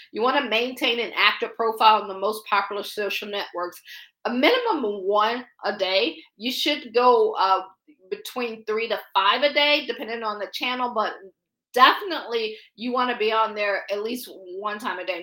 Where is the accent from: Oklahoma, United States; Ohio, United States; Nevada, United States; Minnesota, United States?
Ohio, United States; Akron; moved away as an adult; also born or lived in Baltimore / Boston / Pittsburgh; now in Washington, D.C., United States; I'm from Akron, Ohio